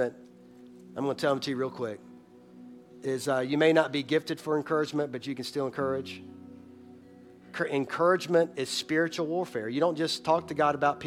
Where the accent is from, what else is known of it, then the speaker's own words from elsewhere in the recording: Boiling Springs, United States; moved away; my hometown, Boiling Springs